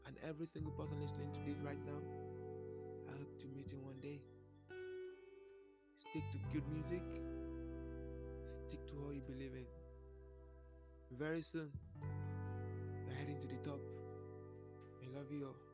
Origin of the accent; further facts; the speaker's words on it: Lagos, Nigeria; was born and brought up in Nigeria